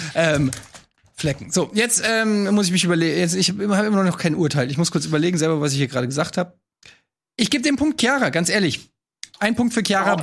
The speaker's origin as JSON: {"language": "German", "region": "Hesse", "country": "Germany", "said": "wir Hessen"}